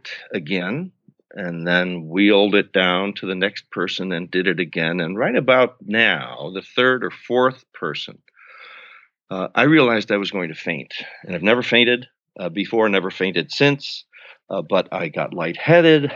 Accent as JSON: {"language": "English", "town": "Buffalo", "region": "New York", "country": "United States", "said": "I'm from Buffalo, New York, middle-class family"}